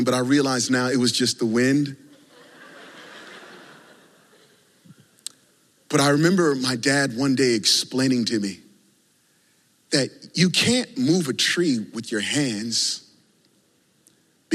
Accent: Virginia, United States; growing up in Virginia

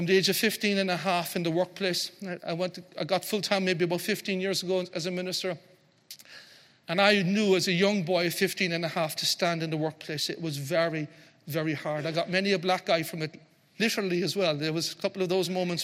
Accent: Ireland; we're Irish

